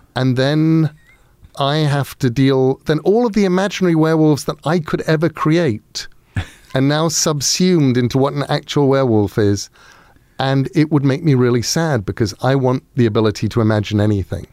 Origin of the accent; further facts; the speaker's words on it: Sussex, South East England, United Kingdom; Sussex in England.